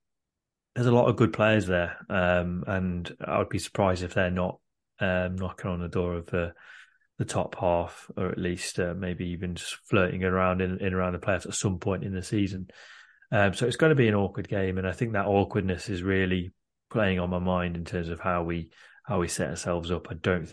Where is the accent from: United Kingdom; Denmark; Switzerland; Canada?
United Kingdom; Derby, East Midlands; I'm from Derby. I grew up in Derby.